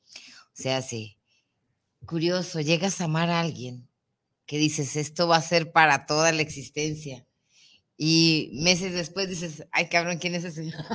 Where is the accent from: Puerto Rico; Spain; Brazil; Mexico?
Mexico; nosotros como mexicanos